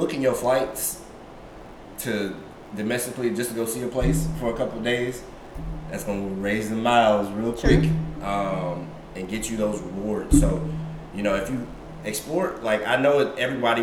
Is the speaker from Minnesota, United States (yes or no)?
no; Columbus, Georgia, United States; moved away; also born or lived in California / Washington, D.C.; from Oakland back to Columbus, Georgia, not Atlanta, because I'm not from Atlanta